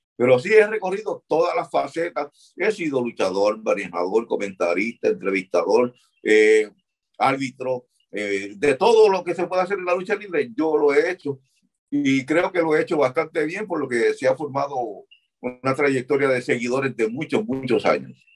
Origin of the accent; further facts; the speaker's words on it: Puerto Rico; also born or lived in Chicago, Illinois, United States; cuando nos criamos en Chicago